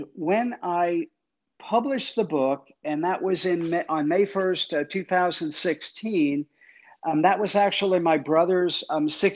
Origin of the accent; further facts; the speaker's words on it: Jersey Shore, New Jersey, United States; my mom was a single parent. She left my dad and we moved from North Jersey to the Jersey Shore